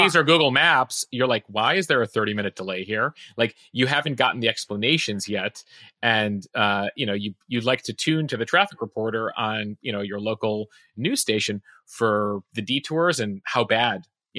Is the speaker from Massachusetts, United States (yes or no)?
no; Chicago, Illinois, United States; growing up in Chicago